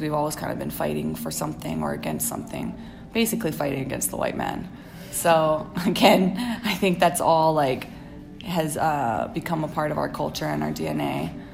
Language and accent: English; Hawaii, United States; now in California, United States